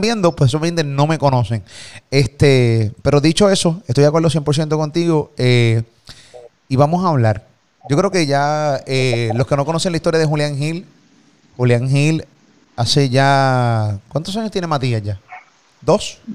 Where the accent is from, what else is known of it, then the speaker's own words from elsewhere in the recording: Puerto Rico; de Puerto Rico